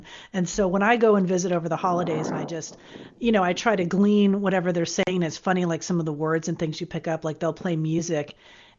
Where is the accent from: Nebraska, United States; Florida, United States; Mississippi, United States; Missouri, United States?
Florida, United States; South; moved away as an adult; now in California, United States; I grew up in South Florida, so I was always around, Hispanic culture and all of that.